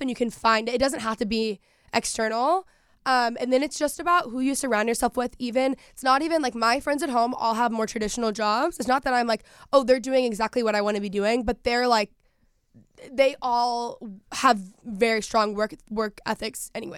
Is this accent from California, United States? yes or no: no; Texas, United States; moved away; growing up in Texas, people just work and work ethic there is very different.